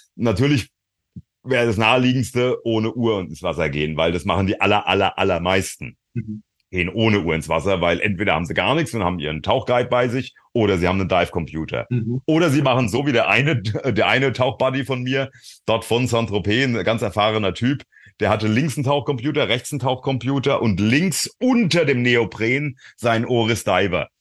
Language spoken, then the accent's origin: German; Frankfurt, Hesse, Germany; ich bin auch aus Frankfurt